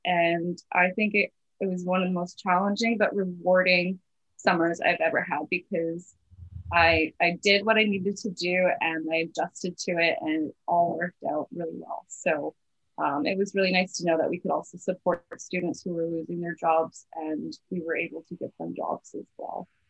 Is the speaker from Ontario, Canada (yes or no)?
no; Kamloops, British Columbia, Canada; I've been born and raised and lived my whole life in Kamloops, everywhere.